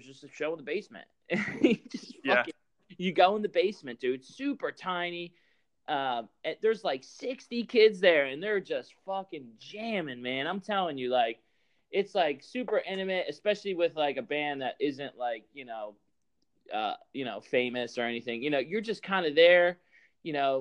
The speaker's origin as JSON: {"language": "English", "town": "Franklinville", "region": "New Jersey", "country": "United States", "lives_now": "Glassboro, United States", "said": "I'm originally from Franklinville, but I live in Glassboro"}